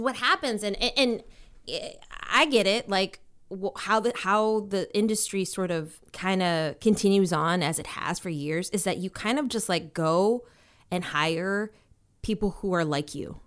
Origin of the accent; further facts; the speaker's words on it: Minnesota, United States; also born or lived in Washington, D.C.; growing up for me was like, it was, um, in Minnesota. Um, I was born in Washington, D C. Then we moved to Minnesota